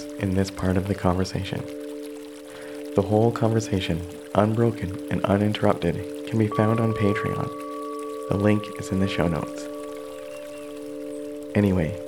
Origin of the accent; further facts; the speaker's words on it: Canada; based in Canada, my home country